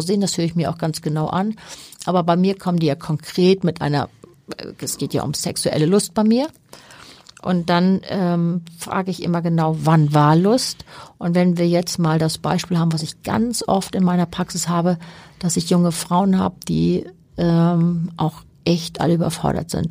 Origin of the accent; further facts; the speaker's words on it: Hamburg, Germany; Ich bin Hanseatin durch und durch, bin hier geboren und äh, bin hier gerne. Ich war zwischendurch natürlich mal woanders, aber ich bin schon sehr gerne auch in Hamburg und als Hamburgerin unterwegs.